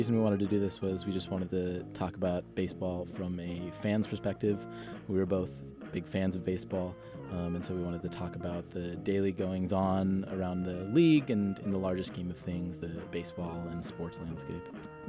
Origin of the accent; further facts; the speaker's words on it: Oakland, California, United States; moved away as an adult; now in New York, United States; Yeah, also a rising senior at NYU from Oakland, California. You know, we rep the Bay out here.